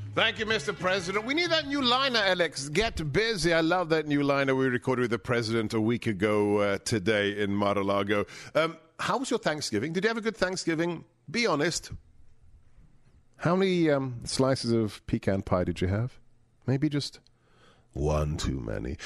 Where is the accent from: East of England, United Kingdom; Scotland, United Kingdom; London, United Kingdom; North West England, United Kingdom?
London, United Kingdom; moved away; the forty years since I was a child growing up in West London